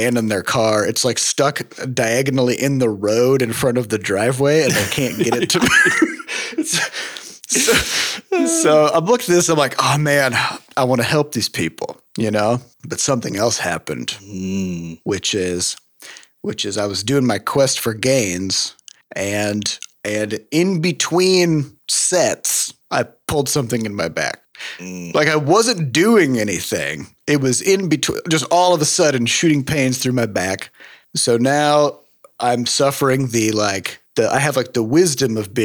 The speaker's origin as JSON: {"language": "English", "region": "Midwest", "country": "United States", "lives_now": "St. Louis, United States", "said": "as a Midwesterner"}